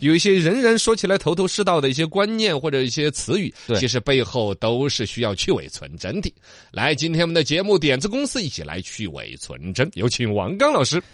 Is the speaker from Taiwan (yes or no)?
no; China; 我们中国人不怎么吃